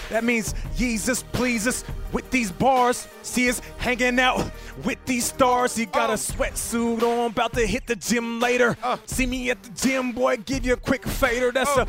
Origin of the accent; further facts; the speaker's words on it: Seattle, Washington, United States; I was wearing bubble jackets and Tims in Seattle